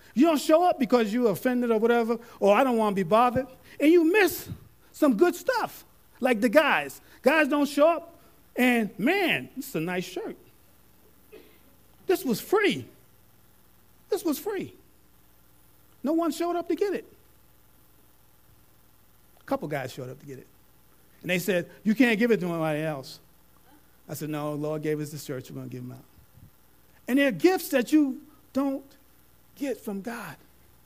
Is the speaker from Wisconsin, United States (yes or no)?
no; New York, United States; I'm a New Yorker at heart